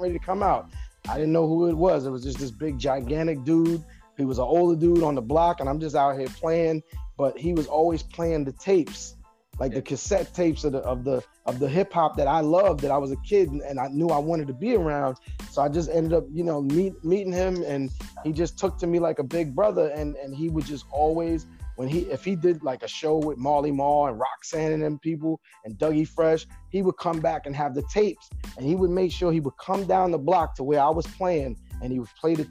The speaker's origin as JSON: {"language": "English", "town": "New York City", "region": "New York", "country": "United States", "tie": "born or raised there", "also_born_or_lived": "Brentwood, Long Island, New York", "said": "I'm originally from Bushwick, Brooklyn, New York, but then I eventually migrated to Long Island, to Brentwood, Long Island, to be exact."}